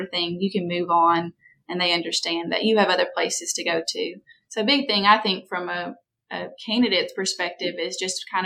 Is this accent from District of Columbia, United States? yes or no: no; Winchester, Tennessee, United States; now in Huntsville, United States; I'm from Winchester, Tennessee